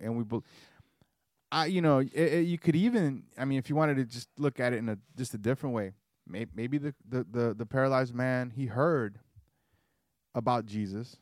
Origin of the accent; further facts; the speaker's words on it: Georgia, United States; also born or lived in Caribbean; I grew up in Georgia